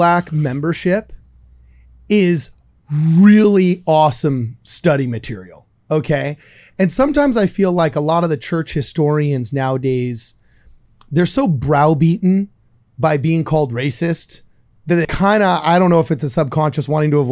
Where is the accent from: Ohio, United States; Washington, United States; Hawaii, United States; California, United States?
California, United States; Los Angeles; I grew up in Los Angeles